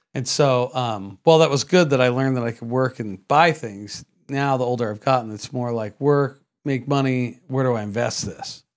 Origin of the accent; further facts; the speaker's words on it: San Jose, California, United States; now in Vista, United States; I was born in San Jose, uh, California